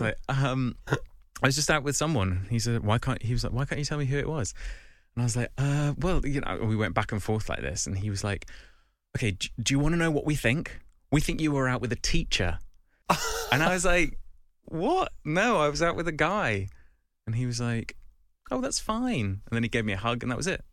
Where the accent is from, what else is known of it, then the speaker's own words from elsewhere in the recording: Kent, South East England, United Kingdom; I'm from Kent